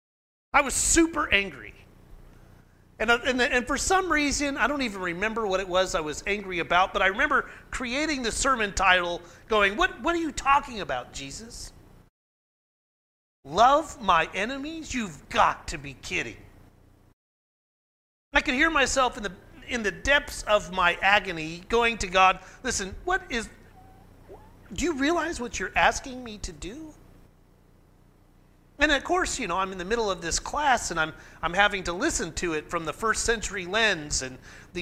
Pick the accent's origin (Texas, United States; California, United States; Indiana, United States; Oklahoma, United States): Oklahoma, United States; McAlester; where I grew up in McAllister